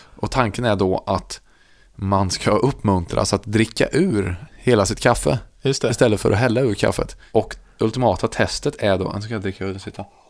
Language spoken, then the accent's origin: Swedish; Värmland, Sweden; jag är värmlänning